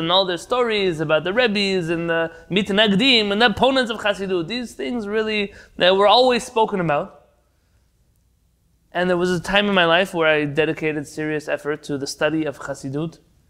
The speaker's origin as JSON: {"language": "English", "town": "San Diego", "region": "California", "country": "United States", "tie": "born or raised there", "said": "I grew up in a Hasidic community. Obviously not Hasidic like you imagine, but I grew up in San Diego, part of a community that was identified as a Chabad Lubavitch community."}